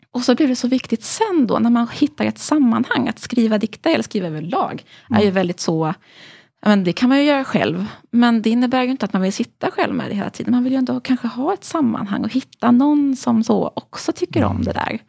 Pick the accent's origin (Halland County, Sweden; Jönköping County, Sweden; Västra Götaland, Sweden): Halland County, Sweden; Halmstad; jag växte upp i Halmstad, jag gick i skolan i Söndrum.